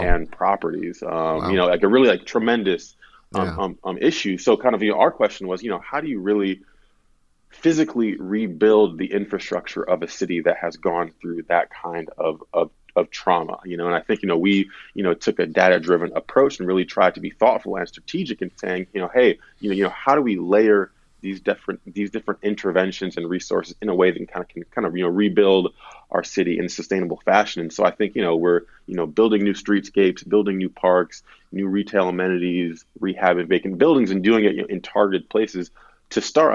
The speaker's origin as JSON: {"language": "English", "town": "Detroit", "region": "Michigan", "country": "United States", "tie": "born or raised there", "also_born_or_lived": "East Coast", "moved": "as an adult", "lives_now": "Detroit, United States", "said": "I grew up in the Detroit area"}